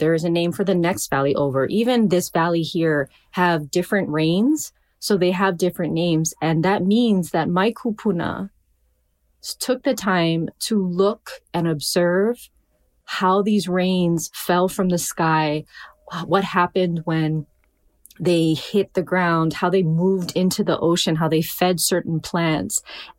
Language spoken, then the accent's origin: English; Hawaii, United States; So, you know, of course I'm a poet. I'm Hawaiian.